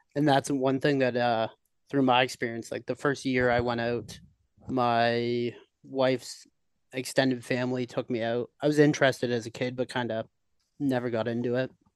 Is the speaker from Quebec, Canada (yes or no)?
no; just outside Toronto, Ontario, Canada; moved away as an adult; now in Kelowna, Canada; I'm originally from Ontario. I lived just outside Toronto my whole life.